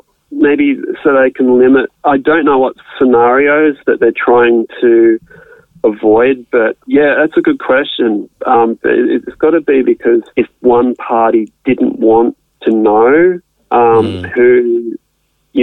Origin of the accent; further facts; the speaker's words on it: Australia; I'm an Australian resident, born in Australia